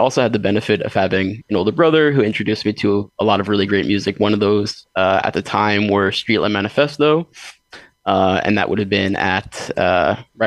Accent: Long Island, New York, United States; where I grew up on Long Island

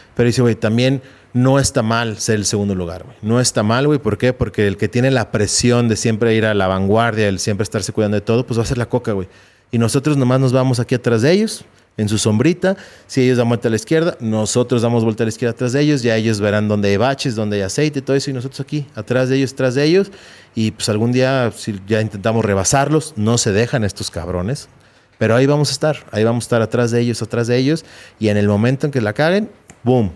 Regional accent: Mexico; aquí en México

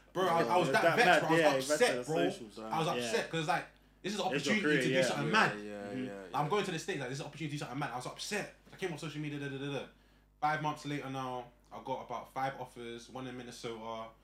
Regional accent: Grimsby, Yorkshire and the Humber, United Kingdom; I had a guy from MK. I'm from Grimsby.

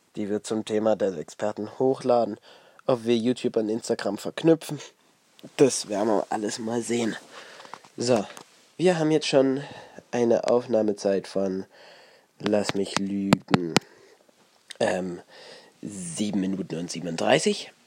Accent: Ore Mountains, Saxony, Germany; hier in der Region so los, bei uns im Erzgebirge

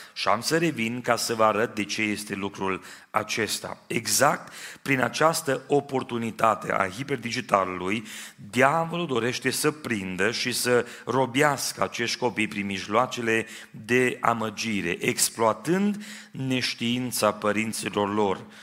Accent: Timișoara, Timiș County, Romania; now in Trossingen, Germany; M-am născut în Timișoara

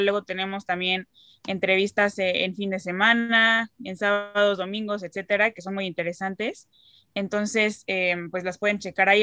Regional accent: Cuernavaca, Morelos, Mexico; soy de México, de aquí de Cuernavaca

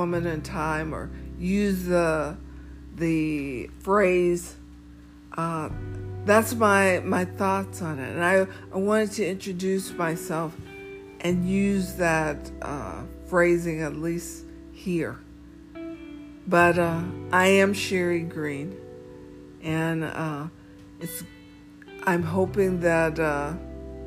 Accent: the South, United States; we are African American in the South.

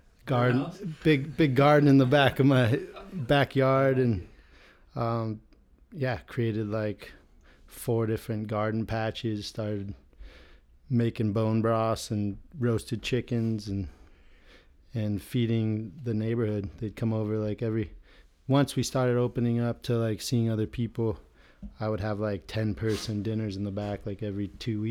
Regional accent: Manhattan Beach, California, United States; Manhattan Beach was a dream to grow up in.

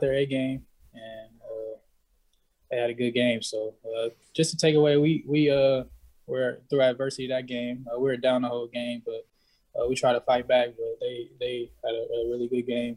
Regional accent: San Diego, California, United States; from San Diego

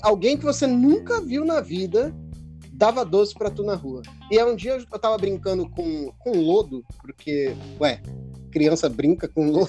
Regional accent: Peruíbe, São Paulo, Brazil; now in Campinas, Brazil; eu, eu, eu cresci em Peruíbe, né? Eu não cresci aqui em Campinas

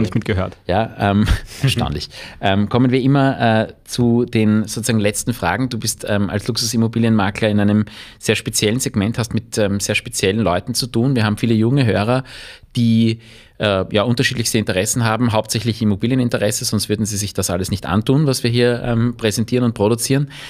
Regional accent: Vienna, Austria; ich bin kein Wirtshauskind, sondern ich bin ein Wiener Stadtkind

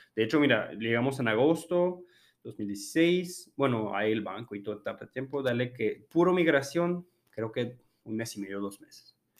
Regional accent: France; Spanish is a second language; moved away as an adult; also born or lived in Hermosillo, Mexico; now in Mexico; soy francés, eh, de hecho casi toda mi vida la, vivo en Francia

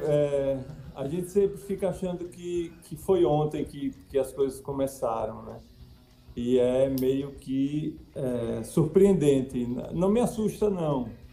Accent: Sergipe, Brazil; a minha história como sergipano

